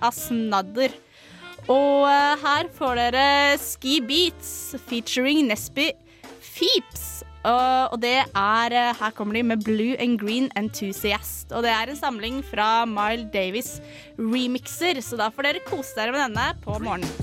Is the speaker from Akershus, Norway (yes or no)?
yes; Fetsund, Akershus, Norway; hjemme i Fetsund er jeg kjent som